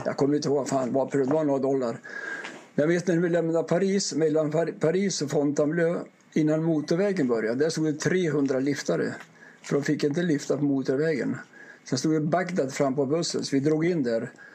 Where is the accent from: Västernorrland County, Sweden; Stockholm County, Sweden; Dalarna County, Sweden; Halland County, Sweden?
Västernorrland County, Sweden; Ånge; jag är uppvuxen i, i Ånge mellan Sundsvall